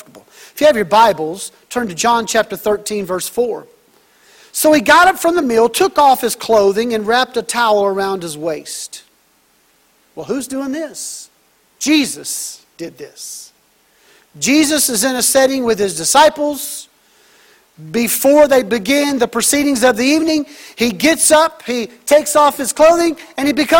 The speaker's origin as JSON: {"language": "English", "region": "Texas", "country": "United States", "said": "I'm from Texas, so I'm rooting for Baylor"}